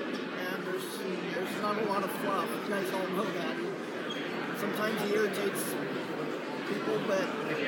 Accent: Indianola, Iowa, United States; Here in Indianola.

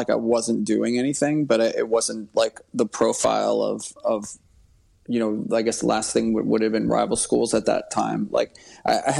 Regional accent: New York City, New York, United States; also born or lived in Rockaway Beach, Queens / Astoria, Queens; I grew up in Queens, mostly in Rockaway Beach, but in high school I moved to Astoria, Queens

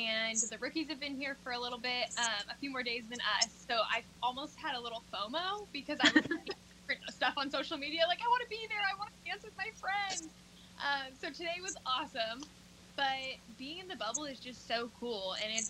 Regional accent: Whittier, California, United States; moved away; I am originally from Whittier, California

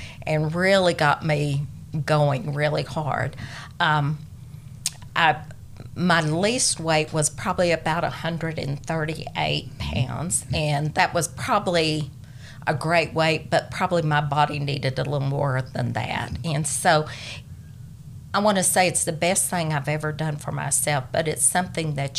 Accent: Dalhart, Texas, United States; Grew up there, born there, came back after school there

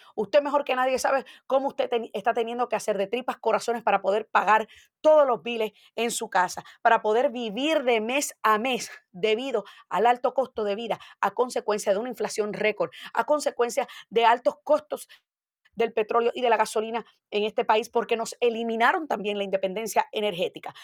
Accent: Puerto Rico; now in Florida, United States; el boricua tenemos la ventaja de que cuando llegamos aquí somos ciudadanos americanos

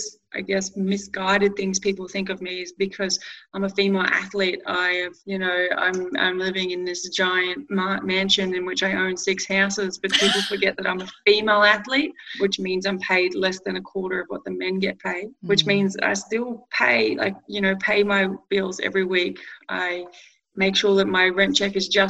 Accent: Glenroy, Victoria, Australia; growing up in Glenroy, Mum still lives in the same house

